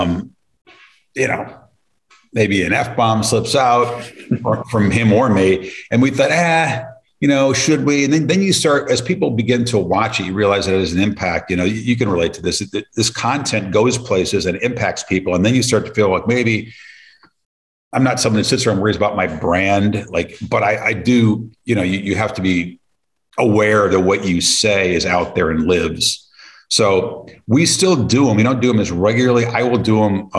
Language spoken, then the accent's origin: English; Colorado, United States; I grew up in Colorado